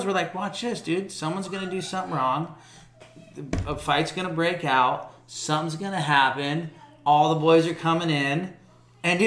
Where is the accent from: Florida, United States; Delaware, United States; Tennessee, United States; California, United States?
Florida, United States; we came from Florida